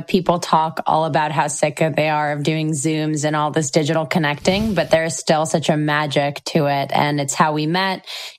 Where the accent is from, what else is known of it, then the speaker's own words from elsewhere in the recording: Israel; also born or lived in Moscow, Russia; I was born and raised in Israel, but I also spent 8 years of my life in Moscow, which is where my parents are originally from.